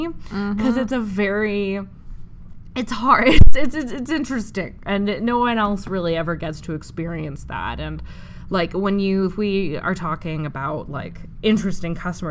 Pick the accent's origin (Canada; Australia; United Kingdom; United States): Canada; Western Canada; I'm from Western Canada.